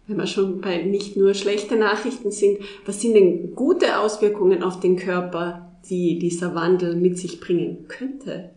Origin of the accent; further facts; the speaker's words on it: Tyrol, Austria; bei uns in Tirol oder in Österreich